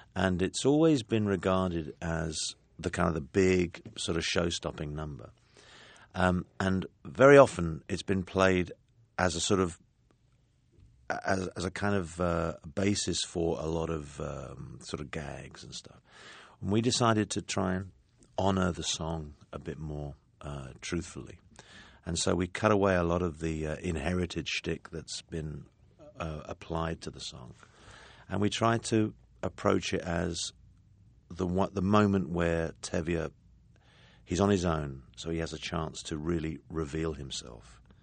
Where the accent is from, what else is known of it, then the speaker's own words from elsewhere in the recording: London, United Kingdom; I come from a working class family in London and I had a very good education and I know what kind of impact that has on my accent.